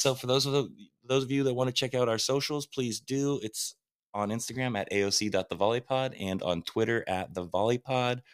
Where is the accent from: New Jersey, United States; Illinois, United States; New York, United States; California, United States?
California, United States; Huntington Beach; I'm from Huntington Beach